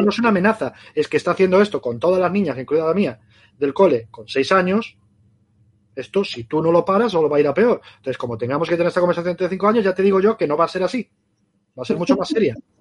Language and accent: Spanish; Galicia, Spain; now in Barcelona, Spain; yo soy gallego